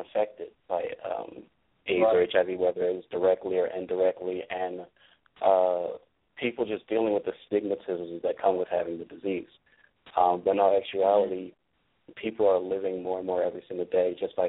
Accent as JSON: {"language": "English", "town": "Philadelphia", "region": "Pennsylvania", "country": "United States", "tie": "born or raised there", "said": "I was born and raised in Philly."}